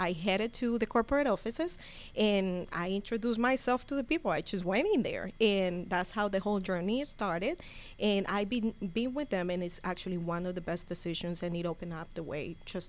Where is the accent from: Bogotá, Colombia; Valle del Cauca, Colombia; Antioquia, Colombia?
Valle del Cauca, Colombia; Cali; now in Gwinnett County, United States; I'm from Cali. Okay. Yes, I'm from Cali. So that's the great thing. That's the other benefit. You know, I can do it in Spanish. I can do it in English.